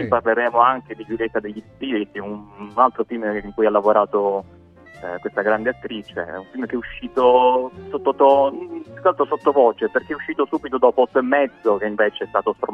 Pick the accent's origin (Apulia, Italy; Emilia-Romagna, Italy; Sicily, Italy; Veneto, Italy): Apulia, Italy; Bari; accent: Barese; Io l'avete eh, ormai capito dal mio accento beduino, sono, sono di Bari